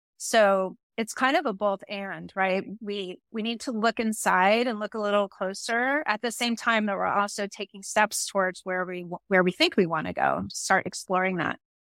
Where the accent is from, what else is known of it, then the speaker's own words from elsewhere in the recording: San Francisco, California, United States; I was born and raised in the city of San Francisco